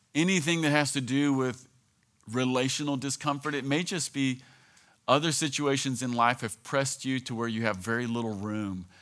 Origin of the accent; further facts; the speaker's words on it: American South, United States; being an American Southern Christian